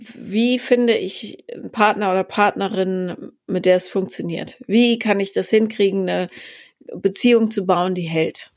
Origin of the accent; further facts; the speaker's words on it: Regensburg, Bavaria, Germany; moved away; also born or lived in Munich; ich bin äh, ja zwischen München und Bamberg aufgewachsen in Regensburg